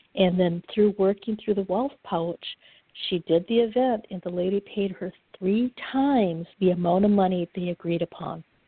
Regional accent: Upper Michigan, United States; I'm from Upper Michigan

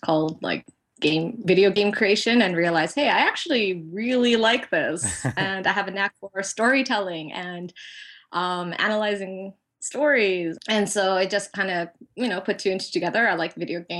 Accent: Edmonton, Alberta, Canada; moved away as an adult; now in Izu Peninsula, Japan; I don't feel culturally Filipino at all because I grew up in a neighborhood that was primarily Ukrainian

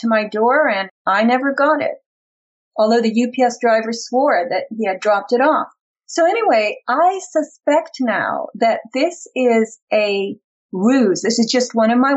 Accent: East Coast, United States; moved away; I come from the East Coast

